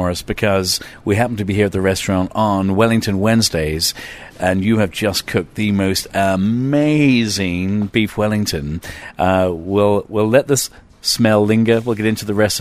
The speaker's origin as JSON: {"language": "English", "country": "Ireland", "also_born_or_lived": "London", "moved": "yes", "said": "We say back home, well, from Ireland we say sláinte"}